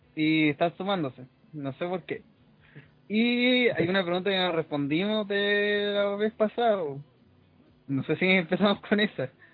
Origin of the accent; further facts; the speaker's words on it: Chile; also born or lived in Viña del Mar; todos nosotros somos chilenos